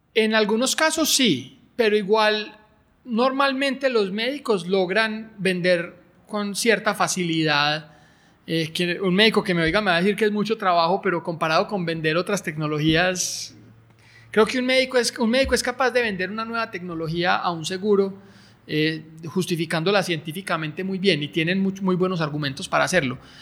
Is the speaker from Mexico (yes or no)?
no; Colombia; moved away as an adult; also born or lived in Europe; Yo no quería volver a Colombia